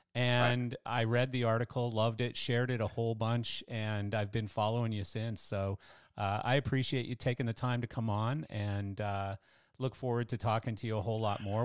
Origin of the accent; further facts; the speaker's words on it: Canada; I'm Canadian